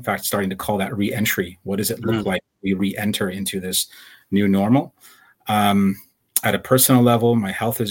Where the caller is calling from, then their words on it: Campbell, California, United States; I'm in the city of Campbell, which is San Jose, California. I'm in my home